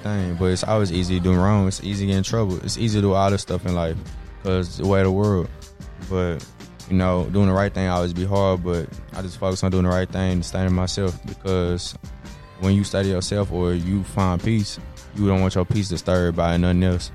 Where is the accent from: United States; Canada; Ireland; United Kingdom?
United States; Dallas, Texas; I'm from Dallas, so I'm from Texas.